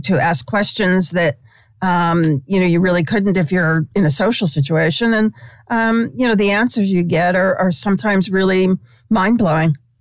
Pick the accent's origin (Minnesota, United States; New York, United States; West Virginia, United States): New York, United States; New York City; now in California, United States; I grew up in Brooklyn in this tiny little far remote corner of Brooklyn